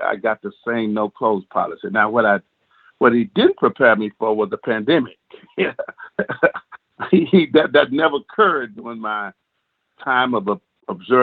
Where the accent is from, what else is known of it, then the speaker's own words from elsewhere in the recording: Pine Bluff, Arkansas, United States; moved away as an adult; also born or lived in Arkadelphia, Arkansas; born and raised in a city called Pine Bluff, state of Arkansas, where I basically resided until I was 27 years of age.